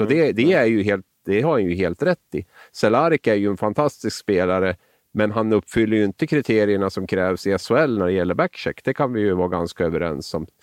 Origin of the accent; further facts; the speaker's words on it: Sweden; also born or lived in Norway; som svensk